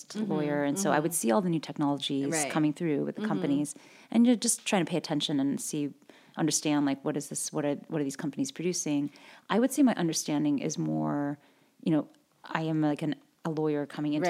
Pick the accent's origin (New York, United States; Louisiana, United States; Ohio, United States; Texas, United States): Ohio, United States; moved away as an adult; My parents immigrated from the Philippines and Indonesia, and I grew up in Ohio